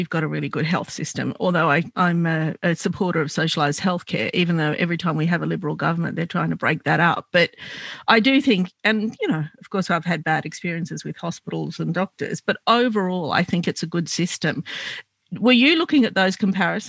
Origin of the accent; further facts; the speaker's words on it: Sydney, New South Wales, Australia; I grew up in Glebe